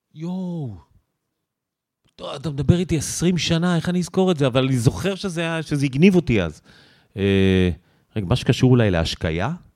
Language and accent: Hebrew; Israel; I'm from Israel